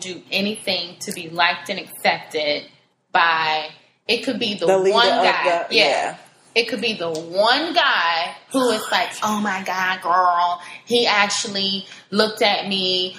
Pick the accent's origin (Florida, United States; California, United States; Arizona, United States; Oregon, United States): Florida, United States; South; I'm from South Florida.